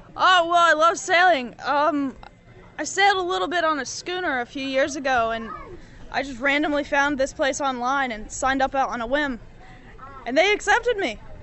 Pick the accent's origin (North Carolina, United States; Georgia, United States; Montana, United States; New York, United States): North Carolina, United States; I'm from North Carolina.